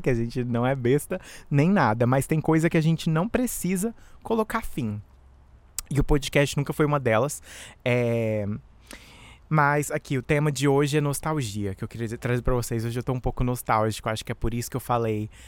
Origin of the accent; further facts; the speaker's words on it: Brazil; now in United States; Eu sou do Brasil, mas moro nos Estados Unidos